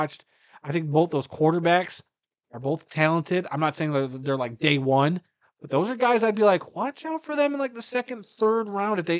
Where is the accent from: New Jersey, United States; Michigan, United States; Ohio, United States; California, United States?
Michigan, United States; I'm from Michigan